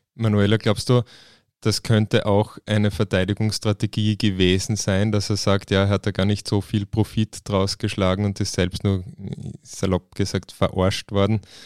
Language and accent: German; Klagenfurt, Carinthia, Austria; bei uns in Klagenfurt